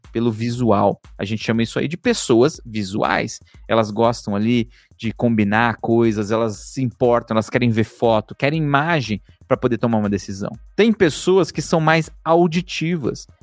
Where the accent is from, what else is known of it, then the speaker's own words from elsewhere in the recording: São Paulo, Brazil; Eu nasci em São Miguel Paulista. Eu vim de um bairro super pobre